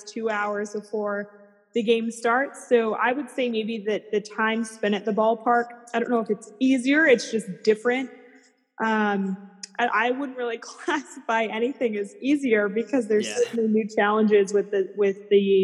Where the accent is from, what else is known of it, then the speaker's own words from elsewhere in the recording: Colorado, United States; moved away as an adult; now in Chicago, United States; be in my hometown and cover a team that I grew up around